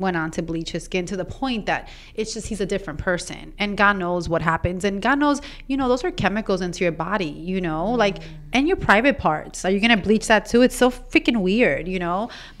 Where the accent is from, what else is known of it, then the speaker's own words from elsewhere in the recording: Ecuador; I'm from Ecuador